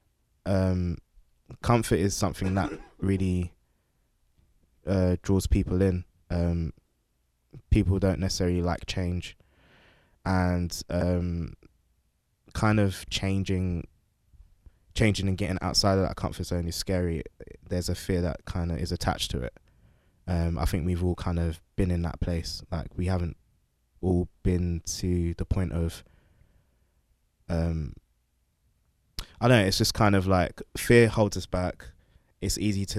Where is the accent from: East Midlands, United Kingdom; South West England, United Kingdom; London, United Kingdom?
London, United Kingdom; moved away as an adult; now in Houston, United States; I'm originally from London. I've lived in Houston, Texas for about 4 years.